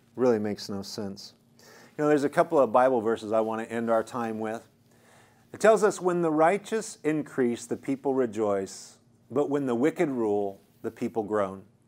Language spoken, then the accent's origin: English; United States; as an American